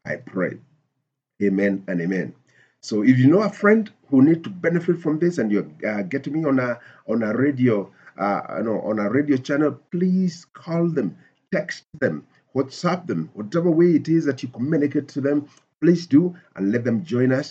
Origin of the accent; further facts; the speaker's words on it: Nairobi, Kenya; I come from Nairobi, Kenya.